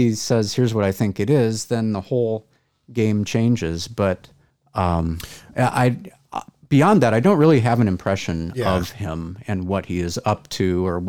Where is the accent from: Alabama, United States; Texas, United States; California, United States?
Texas, United States; the way people generally feel entitled to talk bleep about my home state of Texas without ever having visited.